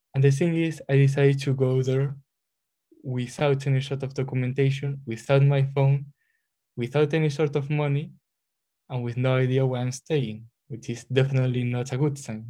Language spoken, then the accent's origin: English; Spain; moved away as an adult; now in Glasgow, United Kingdom; I come from Spain, I'm a third year chemistry student doing masters in well in Glasgow here